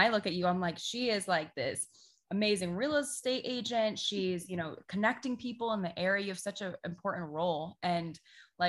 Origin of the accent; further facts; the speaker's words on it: Sarasota, Florida, United States; moved away as an adult; now in St. Petersburg, United States; we're originally from Sarasota